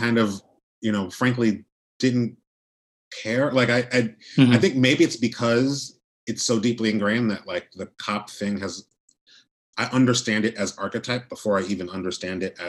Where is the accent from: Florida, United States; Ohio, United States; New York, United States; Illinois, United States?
New York, United States; grew up, I'm from New York